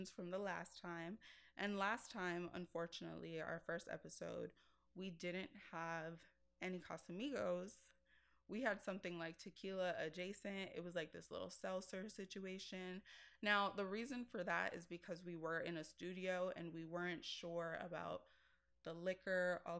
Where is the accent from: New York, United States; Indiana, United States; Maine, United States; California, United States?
New York, United States; New York City; Bronx girl at heart